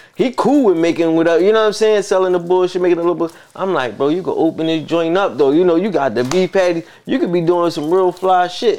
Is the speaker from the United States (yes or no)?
yes; Philadelphia, Pennsylvania, United States